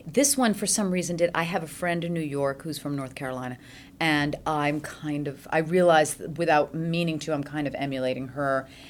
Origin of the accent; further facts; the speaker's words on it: Switzerland; born there; English is a second language; Well, I did grow up speaking French a little bit because I was born in French Switzerland.